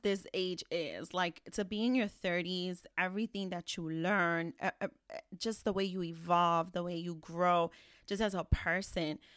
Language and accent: English; New York City, New York, United States; We're from the Bronx